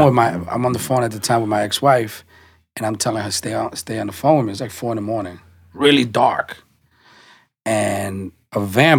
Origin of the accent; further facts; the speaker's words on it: New York City, New York, United States; I'm from the Bronx